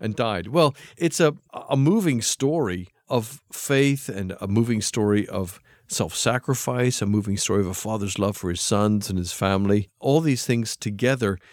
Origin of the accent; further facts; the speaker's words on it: United States; moved away as an adult; also born or lived in England; I come back to my home country of America. I left when I was about twenty-five